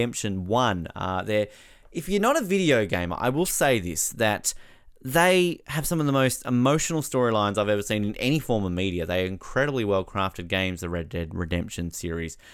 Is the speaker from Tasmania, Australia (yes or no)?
yes; Tasmania, Australia; my home state of Tasmania where I am